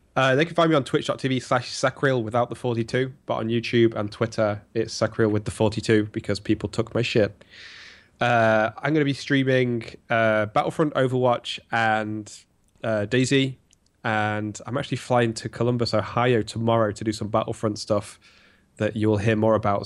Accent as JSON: {"language": "English", "region": "England", "country": "United Kingdom", "said": "as an Englishman"}